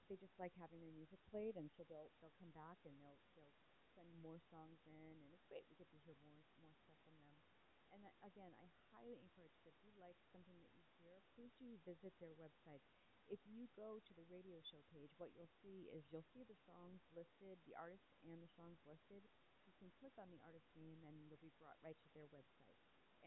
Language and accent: English; Boston, Massachusetts, United States; also born or lived in Los Angeles area, California; now in Los Angeles, United States; I'm from Boston